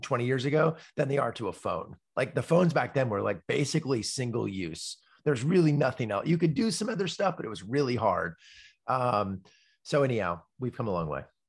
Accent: Palo Alto, California, United States; I grew up in Palo Alto, ki, and literally I grew up, like, three blocks from Steve Jobs

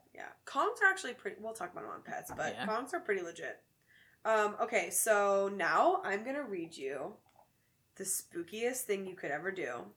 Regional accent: the South, United States; now in Chicago, United States; Growing up in the South

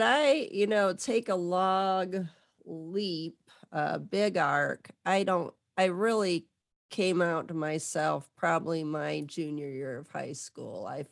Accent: Southwest Michigan, United States; I'm from Southwest Michigan.

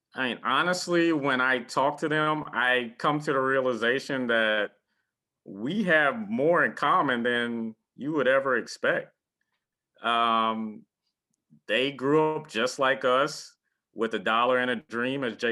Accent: Beaufort, South Carolina, United States; moved away; also born or lived in Chapel Hill, North Carolina; interning at a TV station in my hometown of Beaufort, South Carolina

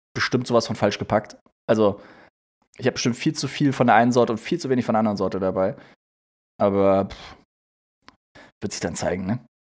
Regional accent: Germany; moved away; in Nienstein, äh, in dem Ort, wo ich herkomme

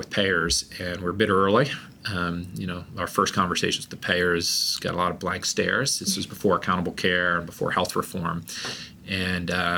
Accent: New York, United States; moved away; I'm from New York

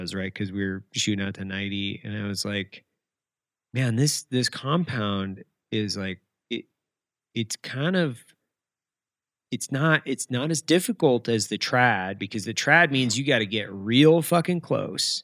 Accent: Lewiston, Idaho, United States; I grew up in Lewiston, Idaho

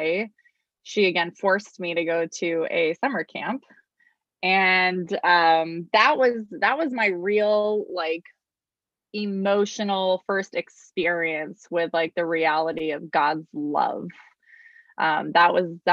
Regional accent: Arizona, United States; I was born and raised here in Arizona

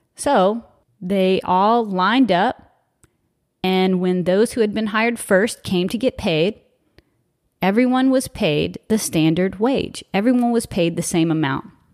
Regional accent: South Louisiana, United States; I'm from South Louisiana

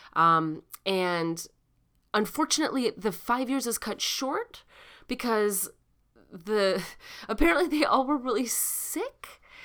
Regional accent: Chicago, Illinois, United States; accent: Chicago; that's my Chicago accent

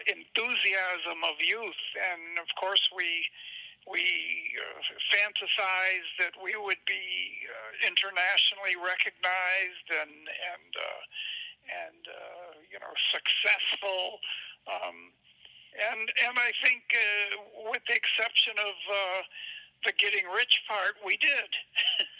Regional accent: Detroit, Michigan, United States; that little, 8 or 10 block area that I lived in Detroit

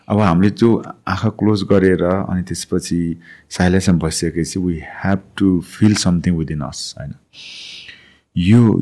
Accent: Nepal; moved away as an adult; also born or lived in United Kingdom; म नेपालमा जन्मेँ

